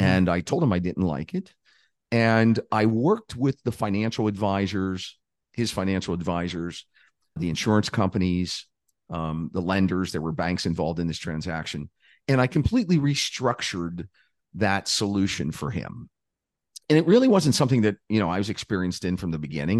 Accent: Pittsburgh, Pennsylvania, United States; I grew up in a, uh, a lower income working class neighborhood just outside of Pittsburgh, Pennsylvania

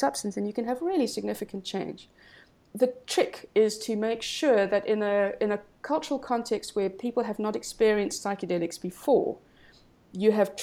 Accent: South Africa; also born or lived in Cape Town

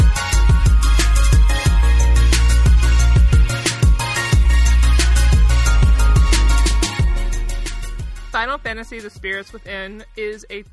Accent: the South, United States; I'm from the South

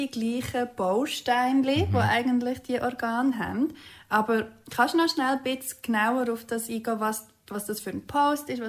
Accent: Fricktal, Aargau, Switzerland; Ich komme ja aus dem Fricktal.

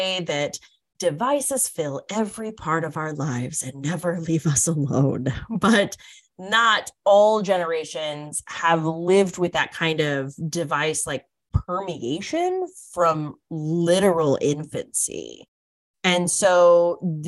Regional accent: North Dakota, United States; from my home state, Danielle's home state, the wonderful frozen north of North Dakota

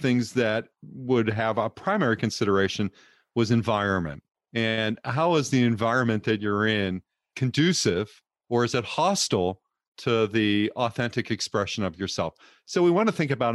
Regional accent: California, United States; I'm a Californian. I live in the Bay Area

